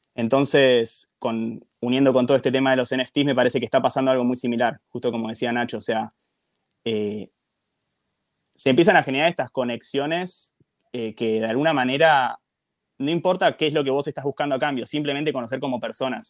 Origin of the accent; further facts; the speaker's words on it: Argentina; vengo desde Argentina